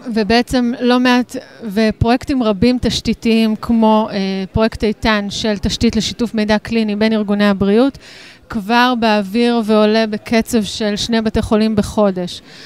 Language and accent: Hebrew; Israel; אנחנו ישראלים, אנחנו מדינה קטנה